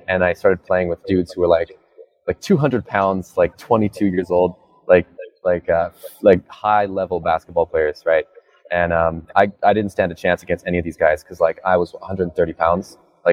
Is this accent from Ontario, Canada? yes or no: no; Alberta, Canada; I am from Canada. I'm from Alberta, Canada